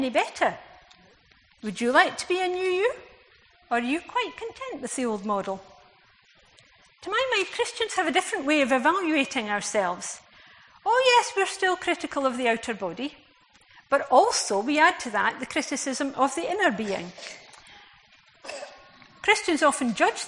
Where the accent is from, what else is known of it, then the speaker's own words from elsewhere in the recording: Scotland, United Kingdom; as a Scot